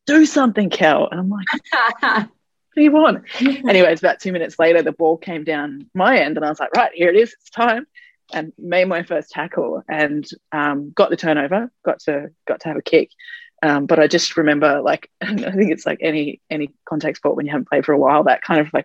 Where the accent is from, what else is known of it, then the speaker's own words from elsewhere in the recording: Brisbane, Queensland, Australia; now in Melbourne, Australia; I grew up in Brisbane